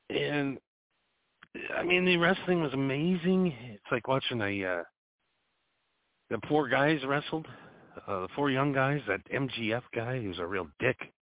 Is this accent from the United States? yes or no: yes; United States; I'm an American